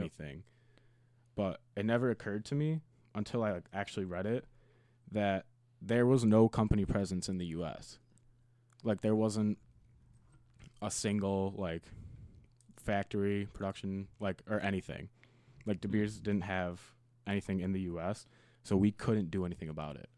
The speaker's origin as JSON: {"language": "English", "country": "United States", "said": "as an American"}